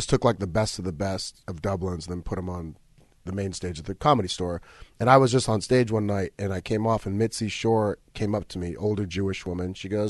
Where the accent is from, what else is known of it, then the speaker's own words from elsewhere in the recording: Egypt; I said, I'm from Egypt.